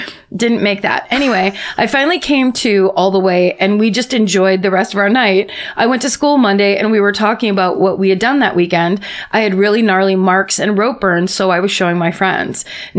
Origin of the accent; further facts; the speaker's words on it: Dallas, Texas, United States; I'm from Dallas, Texas, and people here love to go to the dirty ass lakes and go tubing.